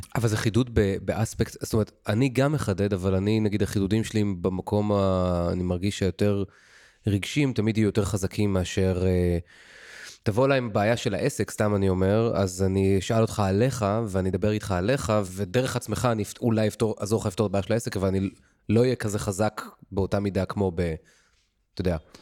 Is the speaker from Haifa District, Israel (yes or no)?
no; Ramat Gan, Tel Aviv District, Israel; גדלתי משפחה ברמת גן, ממוצעת, רגילה